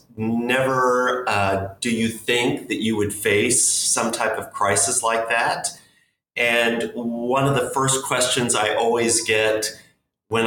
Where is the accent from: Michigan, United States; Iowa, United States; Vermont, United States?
Iowa, United States; Brooklyn; now in Brooklyn, New York, United States; I was born and raised in Brooklyn, Iowa